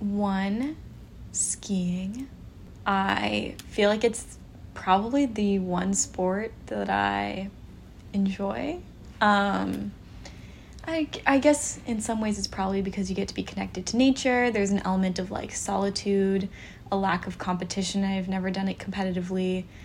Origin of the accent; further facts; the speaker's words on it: Pacific Northwest, United States; growing up in the Pacific Northwest, we are very rooted in outdoor activities.